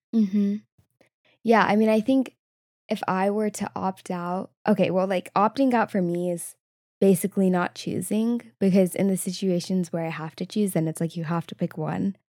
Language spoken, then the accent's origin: English; Southern California, United States; growing up in Southern California, which is pretty mixed